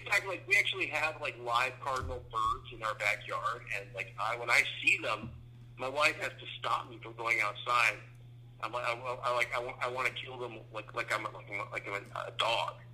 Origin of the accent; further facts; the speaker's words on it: Phoenix, Arizona, United States; now in Texas, United States; I grew up in Phoenix, and like, but I'm old